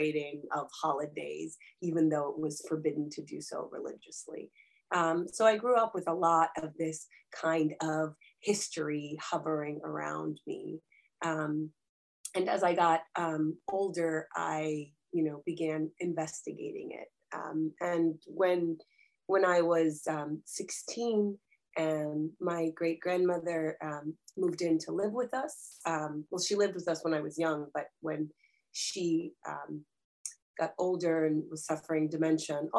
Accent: Rockville, Maryland, United States; also born or lived in Dnipro, Ukraine; I grew up in a DC metro area suburb of Rockville, Maryland

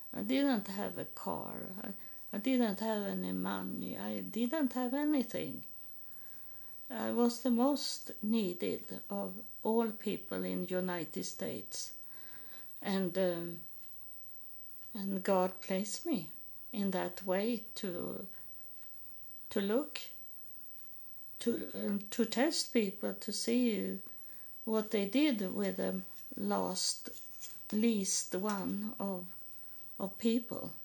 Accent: Sweden; English is a second language; moved away; I am from Sweden and I am a Lutheran

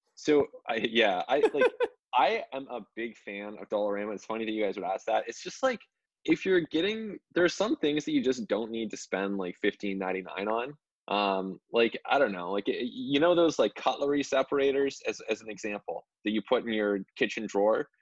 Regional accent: Canada; as a Canadian

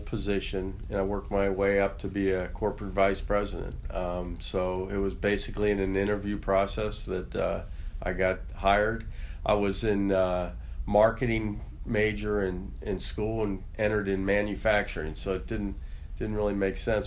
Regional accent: Cincinnati, Ohio, United States; also born or lived in Mount Lookout / Symmes Township; I've basically grew up in Cincinnati. Great town to be raised

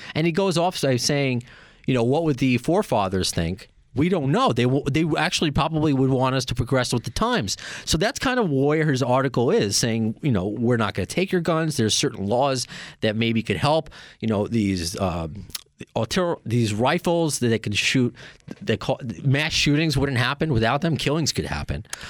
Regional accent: Long Island, New York, United States; we're both from Long Island

